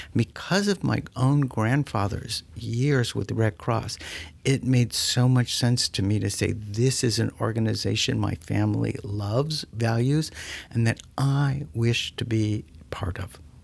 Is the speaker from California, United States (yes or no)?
no; South Florida, United States; I'm a native of South Florida